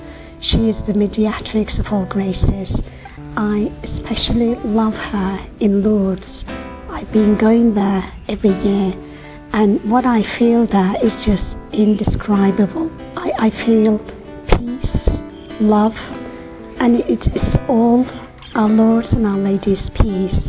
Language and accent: English; Turkey; I'm from Turkey.